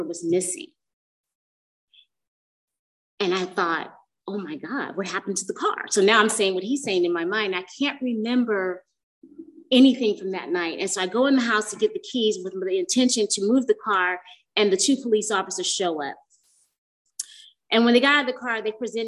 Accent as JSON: {"language": "English", "area": "Bay Area", "region": "California", "country": "United States", "moved": "yes", "said": "I'm from the Bay Area"}